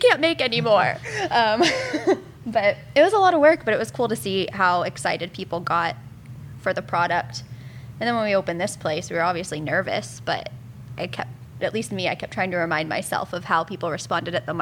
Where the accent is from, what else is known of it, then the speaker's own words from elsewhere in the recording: Florida, United States; moved away as an adult; now in Huntsville, United States; I'm from Florida. I moved here in 2011 for a job out of college